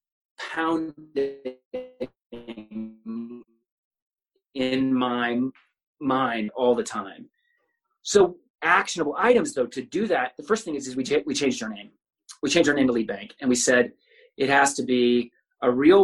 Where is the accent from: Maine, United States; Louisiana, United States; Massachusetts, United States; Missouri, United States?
Missouri, United States; Kansas City; I grew up in Midtown, this is where my family's all lived